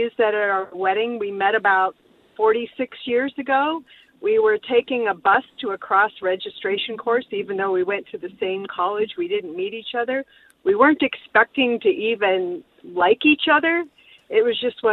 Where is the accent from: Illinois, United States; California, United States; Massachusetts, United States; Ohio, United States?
Ohio, United States; moved away; I grew up in Ohio